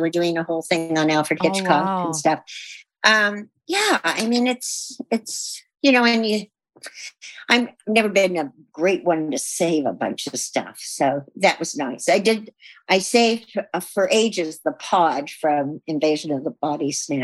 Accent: Bristol, South West England, United Kingdom; moved away; I was born in Bristol, England

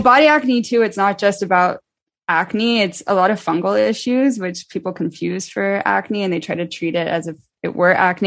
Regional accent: Dallas, Texas, United States; moved away as an adult; now in New York, United States; I'm from Dallas

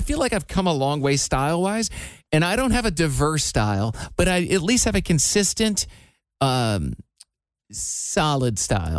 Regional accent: Iowa, United States; moved away; since I moved away from Iowa, my parents have been 6.5 hours away at all times.

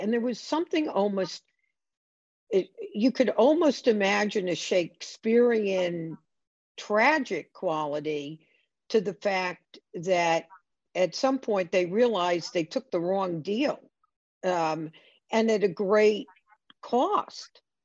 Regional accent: United States; as an American

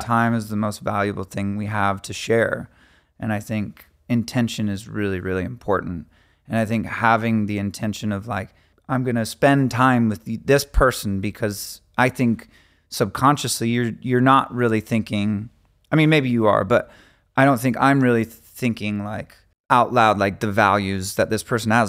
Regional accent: Phoenix, Arizona, United States; we're from Phoenix, Arizona

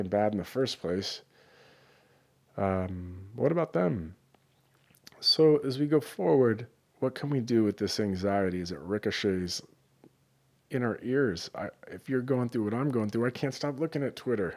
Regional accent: Northern California, United States; I grew up in Northern California

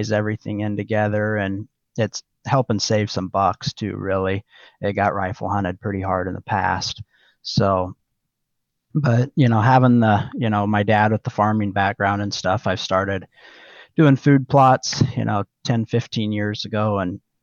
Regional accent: Oak, Nebraska, United States; I grew up in Oak, Nebraska, kind of south central Nebraska, right on the Little Blue River.

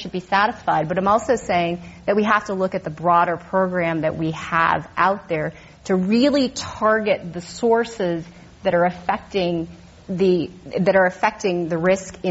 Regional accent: Riverside, California, United States; I grew up in Southern California in Riverside, actually, in the 70s

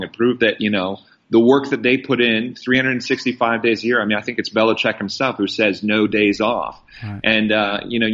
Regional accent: Iowa, United States; I'm actually not from New England. I'm from Iowa

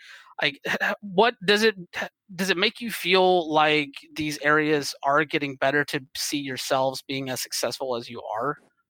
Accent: the South, United States; I grew up in the South.

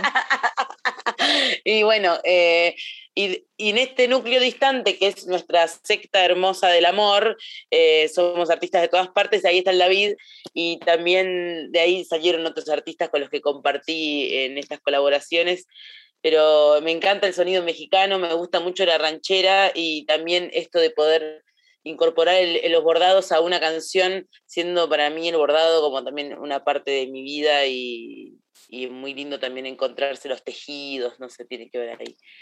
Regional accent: Remedios de Escalada, Buenos Aires Province, Argentina; moved away as an adult; also born or lived in Lanús / San Marcos Sierra; me crié en Remedios de Escalada

